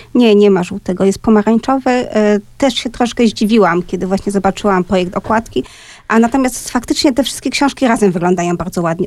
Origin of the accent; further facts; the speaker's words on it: Silesian Voivodeship, Poland; first language Polish; Ja jestem ze śląskiej rodziny